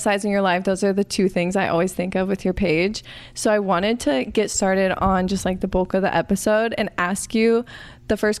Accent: Arizona, United States; I grew up in Arizona.

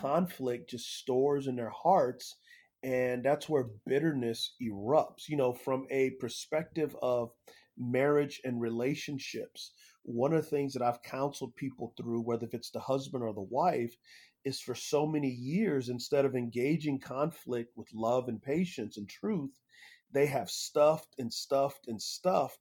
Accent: San Antonio, Texas, United States; I grew up in San Antonio, Texas

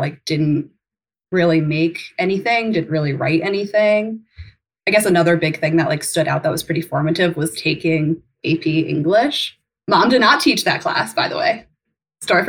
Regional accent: Coldwater, Ohio, United States; moved away as an adult; also born or lived in Chicago / Uganda / Los Angeles; I was born and raised in Coldwater, Ohio.

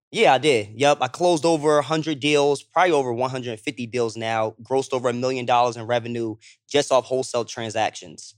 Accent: Toms River, New Jersey, United States; also born or lived in Lakewood, New Jersey; I'm from South Jersey. I'm from Tom's River, Lakewood, New Jersey

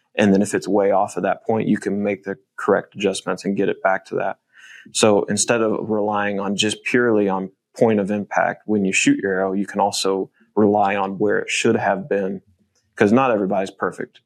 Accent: Midwest, United States; growing up in the Midwest

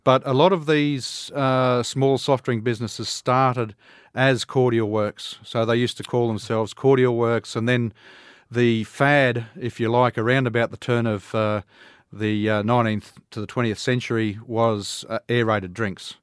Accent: Toowoomba, Queensland, Australia; I'm a Queenslander, uh, raised right here in Toowoomba.

